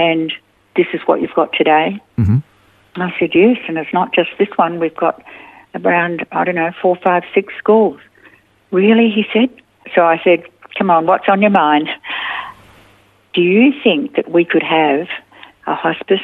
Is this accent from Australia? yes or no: yes; Australia